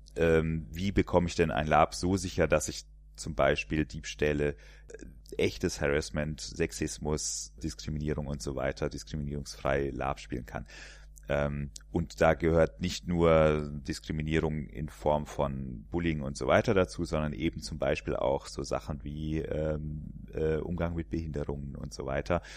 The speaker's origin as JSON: {"language": "German", "area": "area around Poppenhausen", "region": "Hesse", "country": "Germany", "tie": "born or raised there", "moved": "yes", "lives_now": "Cologne, Germany", "said": "da komme ich quasi gebürtig her, in der, aus der Ecke. Was man an dem R auch noch hört"}